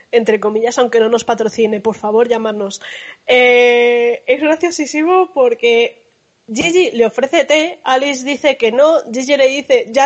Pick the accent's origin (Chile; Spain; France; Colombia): France; Puede ser que como soy francesa